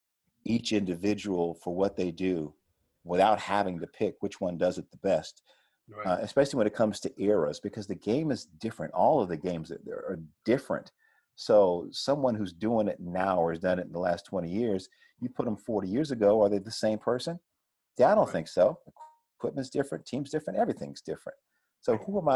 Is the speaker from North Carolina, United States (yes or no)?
yes; Chapel Hill, North Carolina, United States; growing up in Chapel Hill